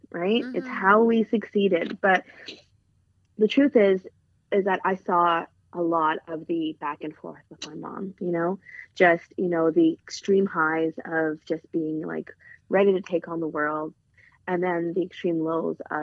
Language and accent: English; Canada; I was, you know, first generation Canadian